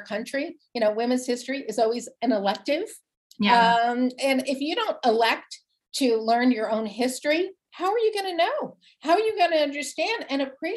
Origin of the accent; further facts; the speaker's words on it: New Jersey, United States; I grew up in New Jersey, a proud, big Italian, wild, crazy, amazing family